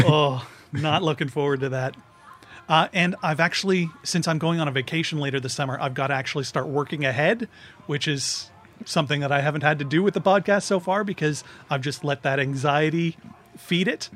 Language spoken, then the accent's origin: English; Grimsby, Ontario, Canada; moved away; I'm from Grimsby.